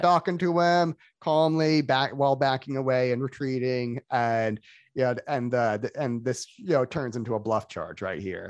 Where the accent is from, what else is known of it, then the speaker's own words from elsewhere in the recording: Florida, United States; I was raised in Florida